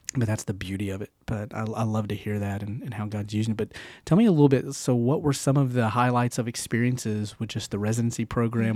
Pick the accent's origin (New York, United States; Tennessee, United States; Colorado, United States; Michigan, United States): Tennessee, United States; Knoxville; also born or lived in Nashville; I'm from the South. I'm born and raised in Knoxville. Well, I was born in Nashville, but still the South.